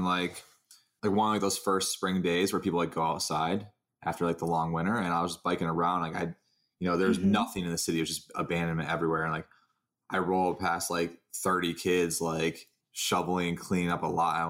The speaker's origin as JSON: {"language": "English", "town": "Saginaw", "region": "Michigan", "country": "United States", "tie": "born or raised there", "moved": "as an adult", "lives_now": "Detroit, United States", "said": "No, I grew up in Michigan. I grew up like in the Saginaw area."}